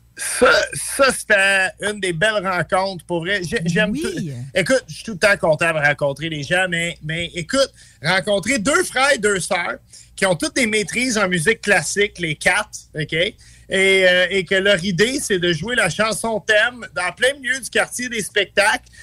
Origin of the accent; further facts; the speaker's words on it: Montreal, Quebec, Canada; je suis un Montréalais ma mère m'envoyait à Paul Sauvé quand j'étais jeune